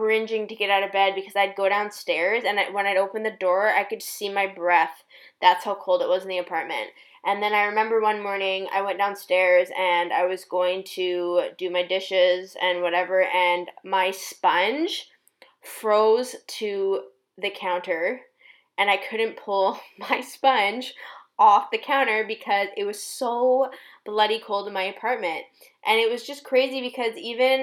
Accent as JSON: {"language": "English", "country": "Canada", "also_born_or_lived": "China", "lives_now": "Toronto, Canada", "said": "my home country"}